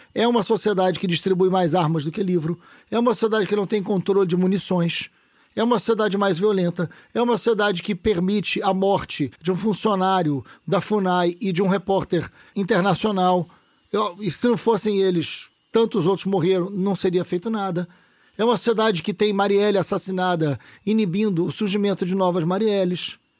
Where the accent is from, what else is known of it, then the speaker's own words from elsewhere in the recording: Niterói, Rio de Janeiro, Brazil; also born or lived in São Gonçalo; eu nasci em São Gonçalo, fui criado em Niterói.